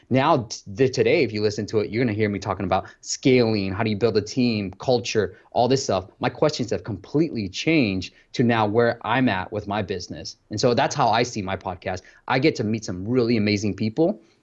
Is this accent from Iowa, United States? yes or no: no; Bay Area, California, United States; I grew up in the Bay Area.